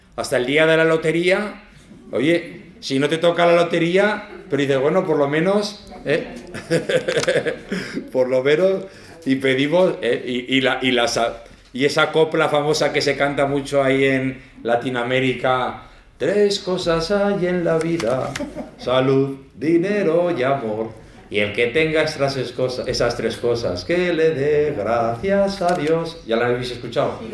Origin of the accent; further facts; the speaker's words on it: Zaragoza, Aragon, Spain; moved away; also born or lived in El Salvador; aunque soy de Zaragoza, pero me fui jovencico.